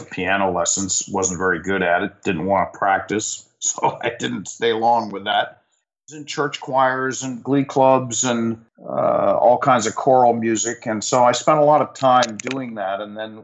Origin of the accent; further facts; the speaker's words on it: Pittsburgh, Pennsylvania, United States; moved away as an adult; also born or lived in Los Angeles; I moved back to my hometown, which was Pittsburgh